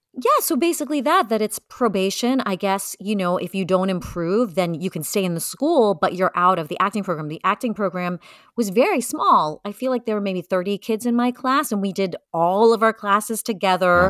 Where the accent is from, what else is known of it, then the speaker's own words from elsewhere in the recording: New York City, New York, United States; I grew up in Brooklyn, so it was easy for me to commute into the city